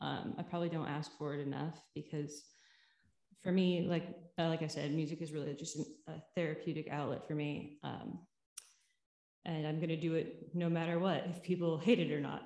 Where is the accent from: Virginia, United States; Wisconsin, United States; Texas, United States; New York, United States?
New York, United States; New York City; also born or lived in Connecticut; now in Cleveland, United States; So I was born in Connecticut. I was raised between New York City and Cleveland, Ohio. And then I went to school outside of Philadelphia, went to college in Massachusetts, then went back to New York, then went to LA. Then now I'm back in Cleveland